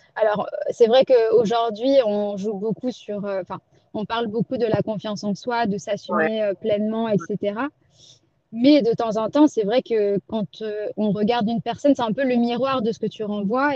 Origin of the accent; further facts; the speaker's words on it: Pondicherry, Puducherry, India; moved away; je repars à Pondichéry, dans ma ville natale